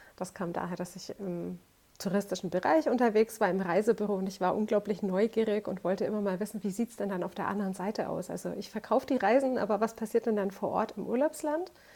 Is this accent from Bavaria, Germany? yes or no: yes; Franconia, Bavaria, Germany; moved away as an adult; also born or lived in Madeira / Algarve; now in Portugal; Ich bin ursprünglich eine Fränkin